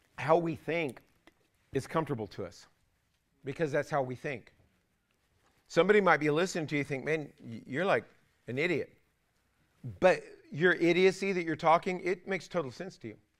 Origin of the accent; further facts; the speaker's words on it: California, United States; I was raised in California